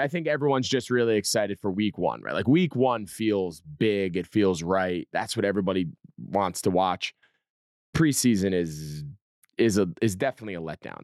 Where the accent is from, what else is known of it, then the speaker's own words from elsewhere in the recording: New Jersey, United States; I grew up in New Jersey